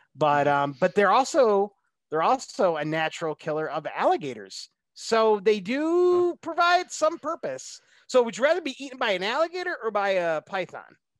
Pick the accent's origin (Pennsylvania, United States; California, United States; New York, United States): New York, United States; moved away; go back to my home state of New York